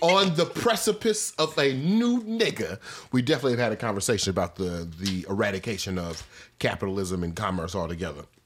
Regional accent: Missouri, United States; when I was growing up in Missouri

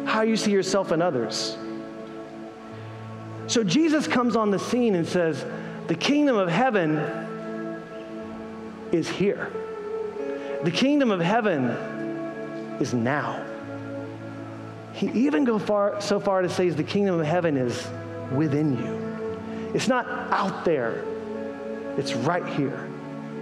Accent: Greenville, South Carolina, United States; moved away; I grew up in Greenville, South Carolina

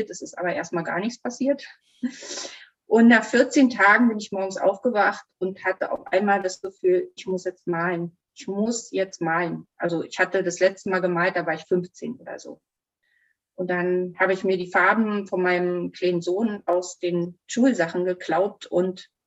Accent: East Germany, Germany; ich bin in der DDR groß geworden.

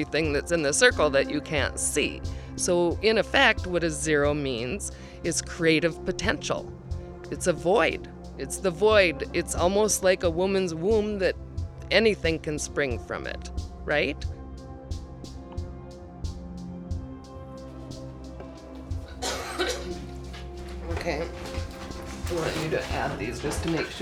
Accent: North Woods of Minnesota, United States; I am from the North Woods of Minnesota

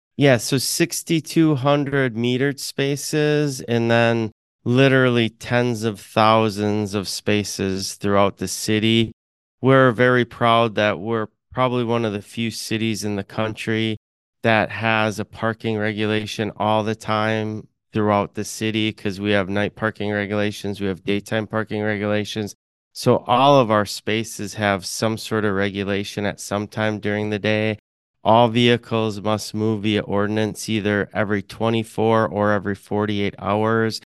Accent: Fond du Lac, Wisconsin, United States; also born or lived in Madison, Wisconsin / Milwaukee, Wisconsin; I'm a very proud Wisconsinite, born and bred in Wisconsin, grew up in Fond du Lac

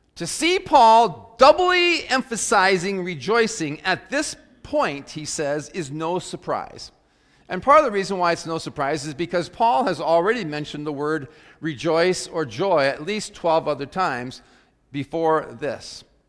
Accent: South Dakota, United States; growing up in South Dakota when I was in high school

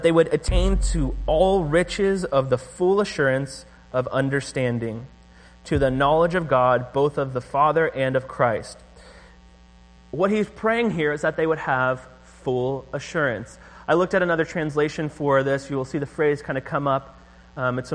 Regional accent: Orange County, California, United States; moved away; I'm from Orange County

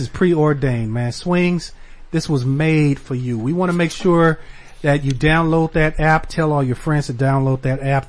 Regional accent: Southern California, United States; I was born and raised in California. I grew up in Southern California

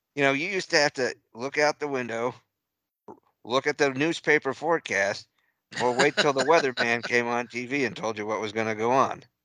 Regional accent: New England, United States; born or raised there; moved away; also born or lived in central Texas

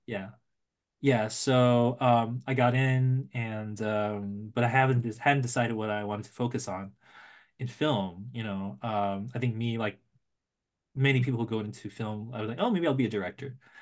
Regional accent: San Francisco Bay Area, California, United States; now in Los Angeles, United States; I grew up in the Bay Area

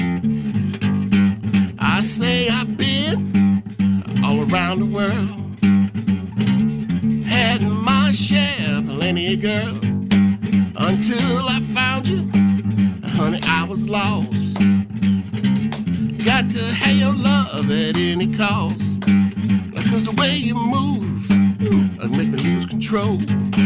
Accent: Chicago, Illinois, United States; Born and raised Chicago.

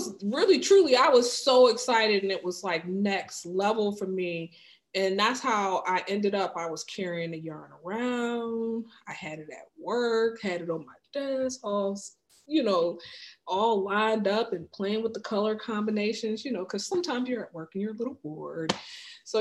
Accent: Wayne County, Michigan, United States; now in Washington, DC area, United States; I'm from like the Wayne County, mm-hmm. Inkster, Dearborn, you know, Wayne Westland area.

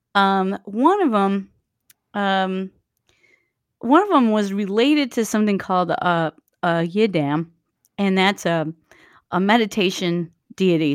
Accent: Waukesha, Wisconsin, United States; now in Milwaukee, United States; I grew up near Waukesha

